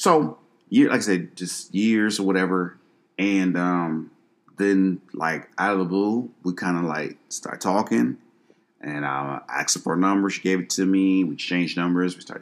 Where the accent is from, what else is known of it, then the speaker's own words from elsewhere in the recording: Detroit, Michigan, United States; also born or lived in Dallas; I was from Detroit.